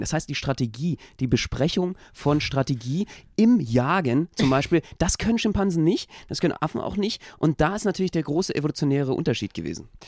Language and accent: German; Berlin, Germany; als Berliner